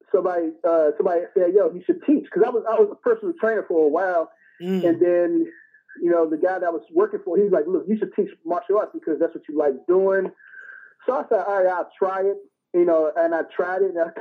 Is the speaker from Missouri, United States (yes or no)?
no; Washington, District of Columbia, United States; also born or lived in Asia / Africa; I'm from Washington, D.C., born and raised, man. That's where I grew up at.